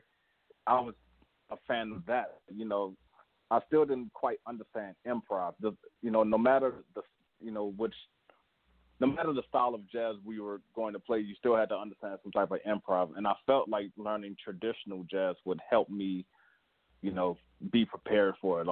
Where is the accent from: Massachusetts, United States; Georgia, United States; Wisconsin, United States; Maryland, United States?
Maryland, United States; Baltimore; my hometown, Baltimore